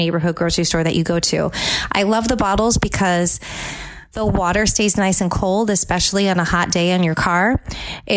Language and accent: English; California, United States; now in Tampa Bay, United States; my home state of California